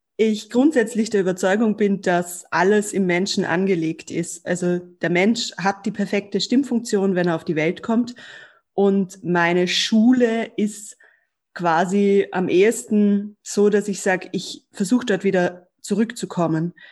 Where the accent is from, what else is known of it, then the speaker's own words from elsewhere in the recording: Germany; ich bin in Deutschland aufgewachsen